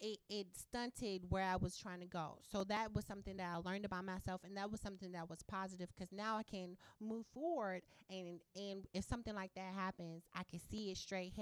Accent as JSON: {"language": "English", "town": "Indianapolis", "region": "Indiana", "country": "United States", "said": "I'm from Indianapolis."}